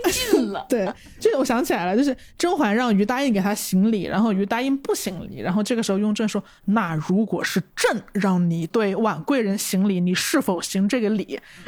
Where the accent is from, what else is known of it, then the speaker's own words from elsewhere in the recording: Changsha, Hunan, China; moved away; 这个表达是我们长沙人才有的表达